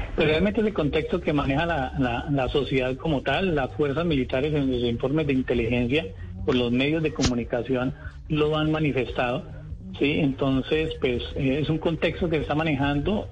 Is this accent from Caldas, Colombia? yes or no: yes; Caldas, Colombia; moved away as an adult; now in Arauquita, Colombia; Yo ya soy arauquiteño de Caldas, pero ya somos eh, arauquiteños por adopción.